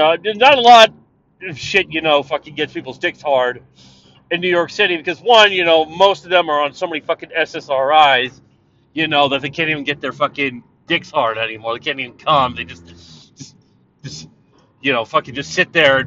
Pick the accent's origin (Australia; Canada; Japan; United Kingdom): Canada; I'm not an American, I'm a Canadian